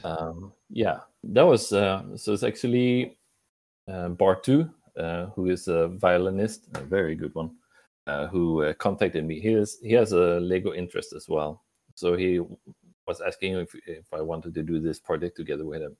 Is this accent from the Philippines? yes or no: no; Sweden; I'm from Sweden